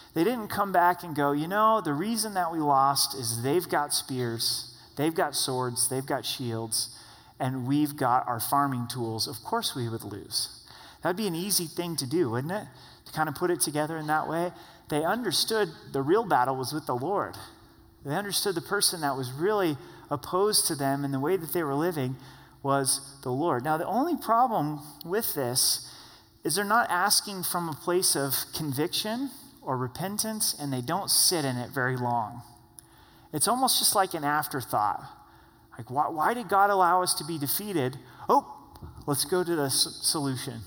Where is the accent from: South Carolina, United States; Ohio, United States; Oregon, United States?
Oregon, United States; southern; I grew up in a town of 16,000 in southern Oregon. That's my hometown times two